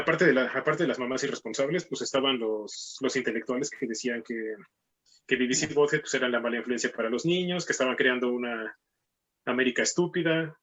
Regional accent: Mexico; also born or lived in Mexico City; somos, éramos mexicanos, sino gringos

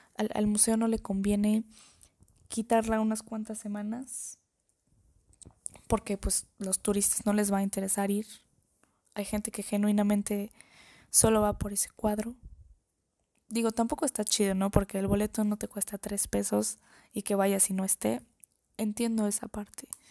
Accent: Mexico; como mexicana

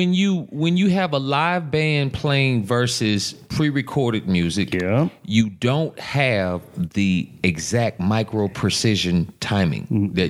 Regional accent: Monroe, Louisiana, United States; I was born in Monroe.

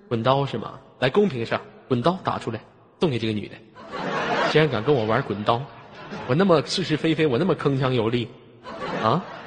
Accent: Inner Mongolia, China; 因为我是来自非常美丽的内蒙古大草原

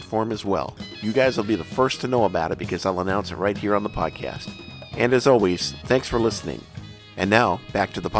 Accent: Bismarck, North Dakota, United States; When I was growing up in Bismarck, North Dakota, back in the late 60s and early 70s

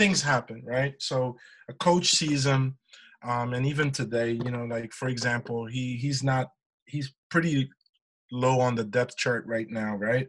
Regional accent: Almada, Lisbon, Portugal; now in United States; my hometown in Portugal, in Almada.

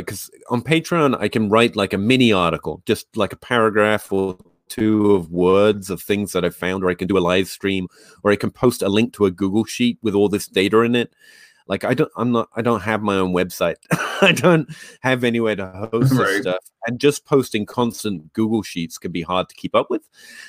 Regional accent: England, United Kingdom; moved away; I came over from England. I didn't know anyone. And I was just looking to reach out.

